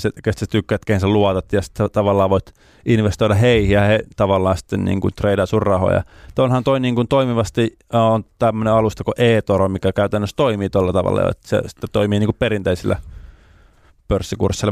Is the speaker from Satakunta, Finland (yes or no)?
no; Lapua, South Ostrobothnia, Finland; Lapuan kaupungitalo, kun mä oon sieltä kotoisin